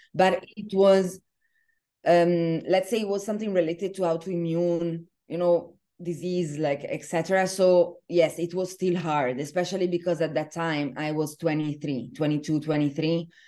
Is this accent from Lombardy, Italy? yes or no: no; Venice, Veneto, Italy; moved away as an adult; now in Dubai, United Arab Emirates; I am originally from Venice, Italy